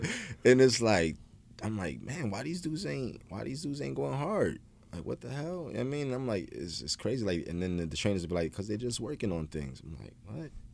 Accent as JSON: {"language": "English", "town": "Philadelphia", "region": "Pennsylvania", "country": "United States", "tie": "born or raised there", "moved": "as an adult", "lives_now": "Los Angeles, United States", "said": "my hometown in Philly."}